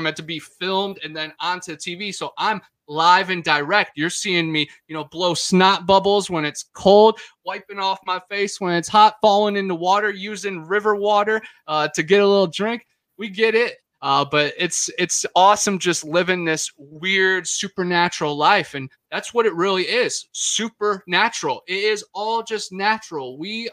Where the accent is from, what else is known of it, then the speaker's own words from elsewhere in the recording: Cleveland, Ohio, United States; also born or lived in Florida; now in Florida panhandle, United States; I'm originally from Cleveland, Ohio, the mistake on the lake. I grew up fishing on Lake Erie